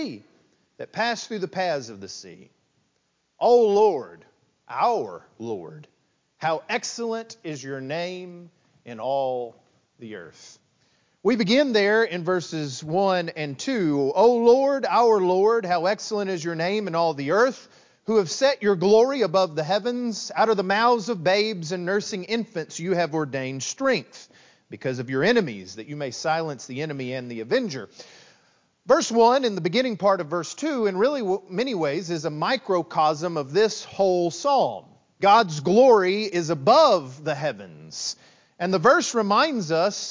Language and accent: English; West Texas, United States; moved away as an adult; now in East Texas, United States; growing up in West Texas